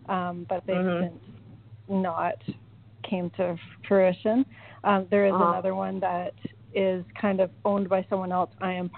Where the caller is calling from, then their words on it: Cayman Islands; I'm calling from the Cayman Islands.